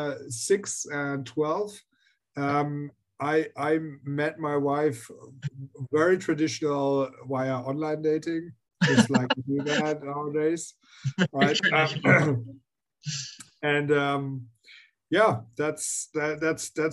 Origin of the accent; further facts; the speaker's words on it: Germany; I am from Germany, and I always lived in Germany